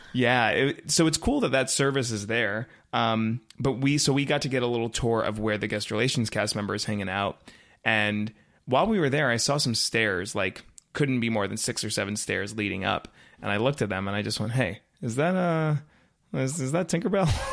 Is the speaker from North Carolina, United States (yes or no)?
yes; Raleigh, North Carolina, United States; now in Orlando, United States; I'm originally from Raleigh, North Carolina, uh, which I love and that it will always be home